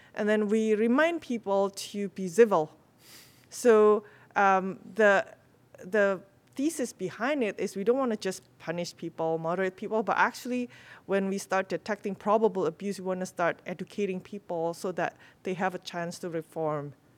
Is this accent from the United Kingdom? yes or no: no; Indonesia; I'm from Indonesia